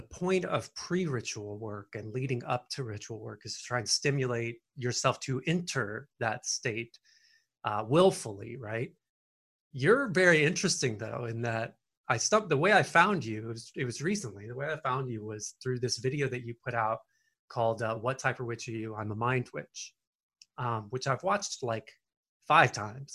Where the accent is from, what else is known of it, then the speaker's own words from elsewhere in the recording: the South, near Nashville, Tennessee, United States; I come from the South and near Nashville, Tennessee.